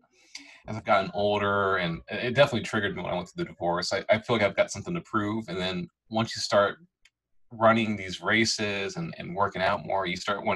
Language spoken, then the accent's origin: English; Illinois, United States; now in Tennessee, United States; I grew up in Illinois